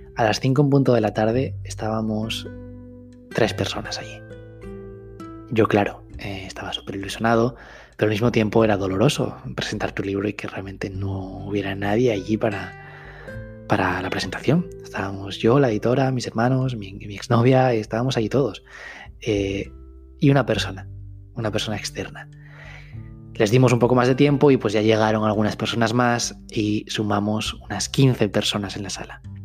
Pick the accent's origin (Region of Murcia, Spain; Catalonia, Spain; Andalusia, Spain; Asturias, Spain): Asturias, Spain; Gijón; also born or lived in Madrid; yo vivía en Madrid, me volví a mi tierra, a Gijón, que está en el norte de España